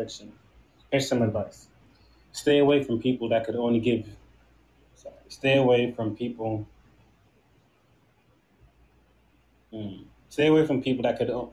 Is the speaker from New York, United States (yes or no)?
yes; New York City, New York, United States; also born or lived in Trinidad / St. Thomas; now in Delaware, United States; Originally from Trinidad and St. Thomas. I grew up in New York, though, in Brooklyn, but I live in Delaware right now